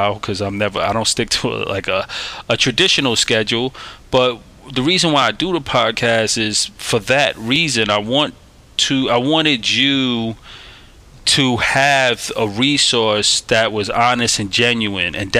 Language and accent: English; New York City, New York, United States; also born or lived in Staten Island, New York; I'm a kid from Brooklyn, New York, hailing from New York City. I was born in Staten Island